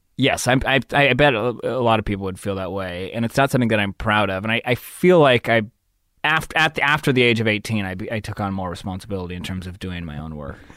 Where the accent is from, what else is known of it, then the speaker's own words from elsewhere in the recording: San Diego, California, United States; moved away as an adult; also born or lived in Los Angeles; I grew up probably, like, fifteen, twenty minutes inland from La Jolla, a place called Scripps Ranch